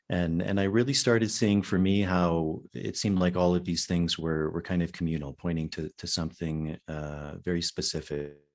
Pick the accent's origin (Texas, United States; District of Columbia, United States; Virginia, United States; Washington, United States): Virginia, United States; Yeah, mostly in in the U.S.